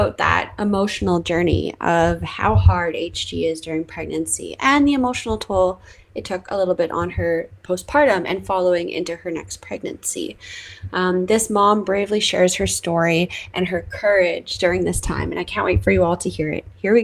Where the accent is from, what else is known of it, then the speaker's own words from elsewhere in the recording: Canada; I'm your Canadian host